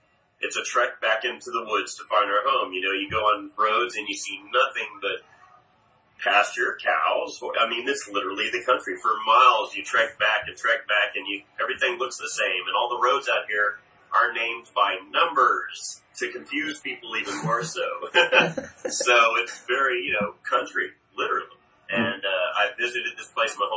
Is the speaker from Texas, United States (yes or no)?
yes; Houston, Texas, United States; growing up in Texas? Well, I've never left it